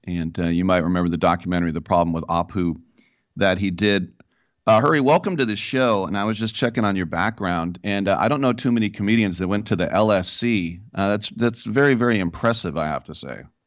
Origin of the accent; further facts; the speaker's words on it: Bay Area, California, United States; I'm here from the Bay Area where I grew up with tons of uh, Indian kids